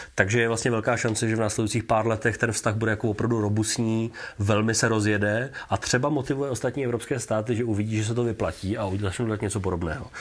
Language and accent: Czech; Czechia; že nejsem američan, ale že jsem z Česka